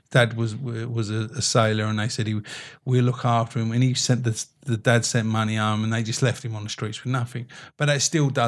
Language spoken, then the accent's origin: English; United Kingdom; oh, we're, we're, British. We're British.